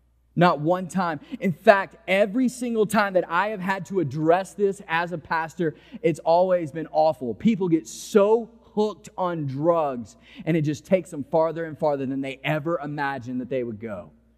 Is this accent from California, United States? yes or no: no; Mississippi, United States; now in New Orleans, United States; I came here from Mississippi, and you were just able to go to an intersection and take a left turn